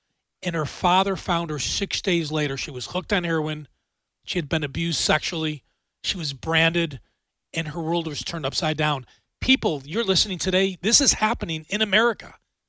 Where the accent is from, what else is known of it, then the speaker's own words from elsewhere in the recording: Buffalo, New York, United States; I don't want that in my hometown of Buffalo, New York